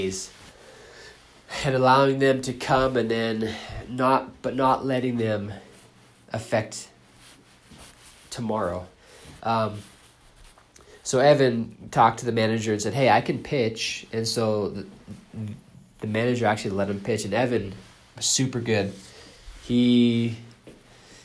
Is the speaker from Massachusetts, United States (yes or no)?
yes; Boston, Massachusetts, United States; I grew up in Boston